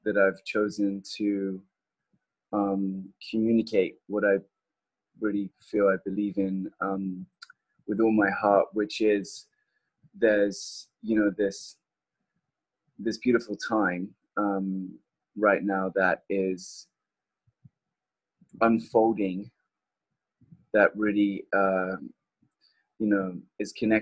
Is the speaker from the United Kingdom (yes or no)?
yes; southern England, United Kingdom; now in California, United States; growing up in Southern England